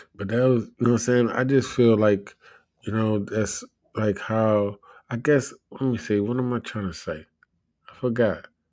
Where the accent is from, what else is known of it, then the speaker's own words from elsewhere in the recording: United States; I'm an American